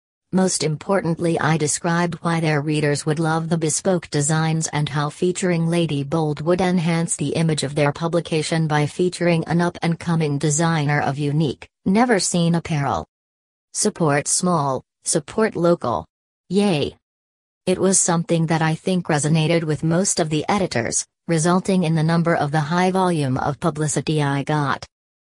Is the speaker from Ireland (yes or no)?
no; Malaysia; moved away as an adult; now in Melbourne, Australia; I am originally from Malaysia but have been living in Australia for 11 years.